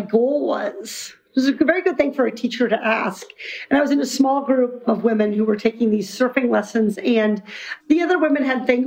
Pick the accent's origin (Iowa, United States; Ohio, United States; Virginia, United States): Iowa, United States; I grew up in Iowa, far from the ocean.